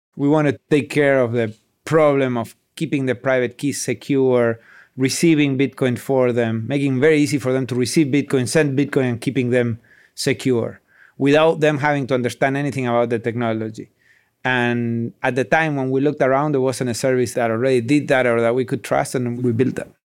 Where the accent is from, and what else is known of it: Patagonia, Argentina; born or raised there